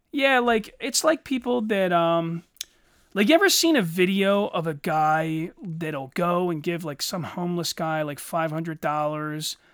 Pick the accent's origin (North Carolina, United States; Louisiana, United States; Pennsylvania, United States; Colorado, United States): Pennsylvania, United States; Eddystone; I grew up in Eddystone, a very mixed neighborhood.